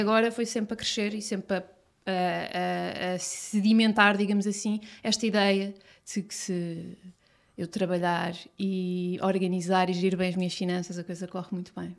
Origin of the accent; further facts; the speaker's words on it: Cascais, Lisbon, Portugal; eu sou de Cascais